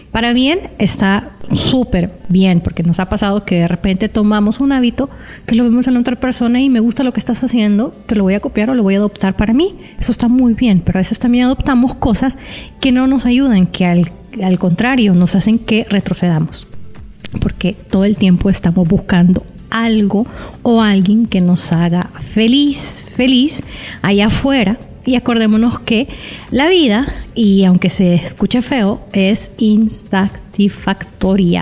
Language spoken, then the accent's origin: Spanish; El Salvador; aquí en mi país, en El Salvador